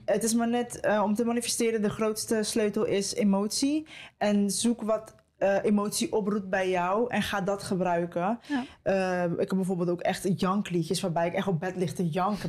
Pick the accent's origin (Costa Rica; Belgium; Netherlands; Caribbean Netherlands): Costa Rica; moved away; Dat is voor mij ook nog eens thuis, want ik ben in Costa Rica geboren